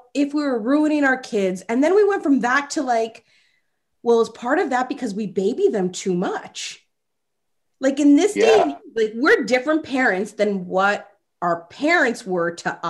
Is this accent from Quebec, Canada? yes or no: no; Toronto, Ontario, Canada; growing up in Rexdale